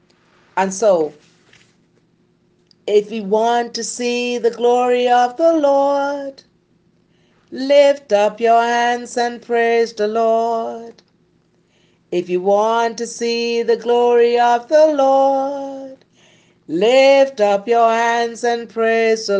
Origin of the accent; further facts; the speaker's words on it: Cat Island, Bahamas; I was born in Cat Island. And growing up, I grew up in a very poor environment.